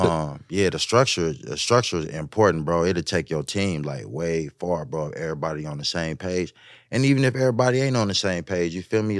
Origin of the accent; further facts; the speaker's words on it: West Coast, United States; I'm from the West